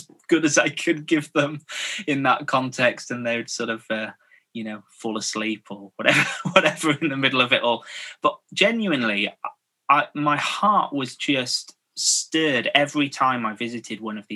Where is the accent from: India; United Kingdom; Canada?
United Kingdom; Scarborough, Yorkshire and the Humber; moved away as an adult; also born or lived in Birmingham; I grew up in Scarborough in North Yorkshire. So I'm a Yorkshireman